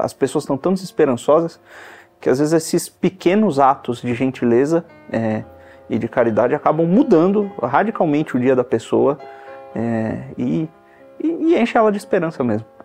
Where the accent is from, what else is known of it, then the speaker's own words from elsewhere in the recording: Campinas, São Paulo, Brazil; a gente é de Campinas